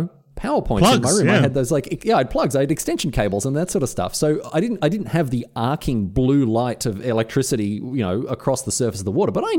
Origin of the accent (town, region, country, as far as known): Australia